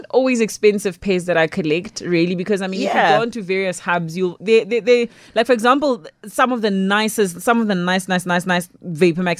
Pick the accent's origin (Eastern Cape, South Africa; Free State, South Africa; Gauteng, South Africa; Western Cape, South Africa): Gauteng, South Africa; Pretoria; I grew up in Pretoria